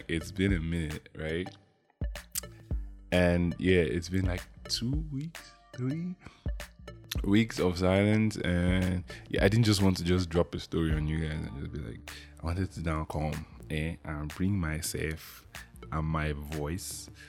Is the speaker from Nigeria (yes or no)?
yes; Imo, Nigeria; Yeah, I'm from Imo State. The land of the statues, I guess.